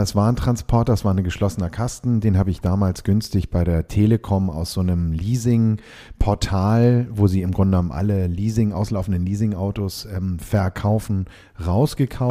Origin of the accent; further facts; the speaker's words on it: Hamburg, Germany; bin auch aus Hamburg, wie man unschwer hört. Wir glauben ja mal, wir würden so wahnsinnig Hochdeutsch sprechen, aber nein, nein. Also mhm. Hamburger Jung, ähm, hier geboren